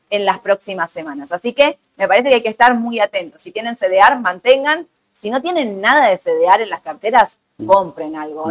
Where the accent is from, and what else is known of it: Argentina